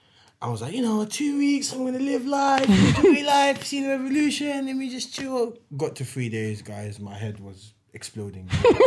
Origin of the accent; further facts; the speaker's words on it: United Kingdom; I speak Arabic. I'm black. I'm British.